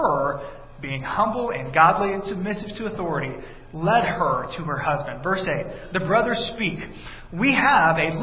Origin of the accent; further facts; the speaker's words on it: South Texas, United States; growing up in South Texas